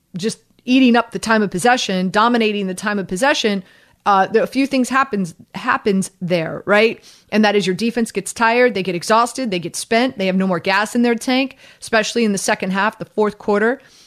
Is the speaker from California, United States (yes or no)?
no; Kendall, Florida, United States; I grew up in Kendall